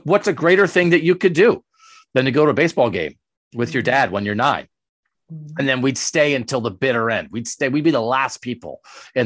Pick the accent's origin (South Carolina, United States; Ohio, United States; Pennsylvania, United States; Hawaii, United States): Pennsylvania, United States; I grew up in Pennsylvania, I grew up about 2 hours from Philadelphia.